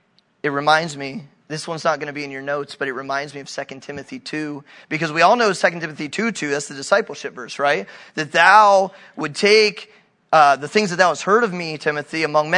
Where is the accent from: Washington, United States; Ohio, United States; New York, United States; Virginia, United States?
Ohio, United States; New Philadelphia; moved away as an adult; now in Hungary; my hometown of New Philly